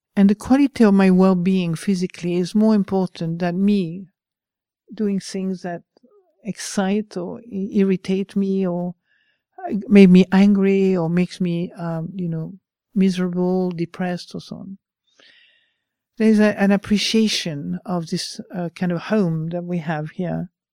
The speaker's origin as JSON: {"language": "English", "country": "France", "second_language": "English", "moved": "yes", "said": "I'm French, I'm not even English."}